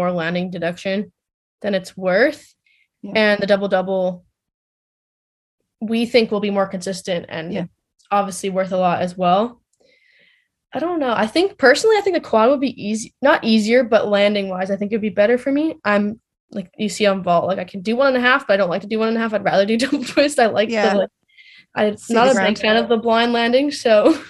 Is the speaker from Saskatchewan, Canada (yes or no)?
yes; Saskatchewan, Canada; I'm from Saskatchewan, so it's good to see my family and good to see friends and people that I grew up